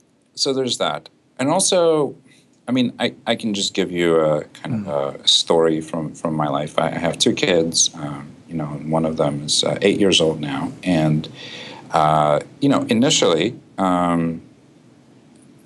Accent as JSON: {"language": "English", "country": "Russia", "tie": "born or raised there", "moved": "yes", "said": "I was born and raised in Russia"}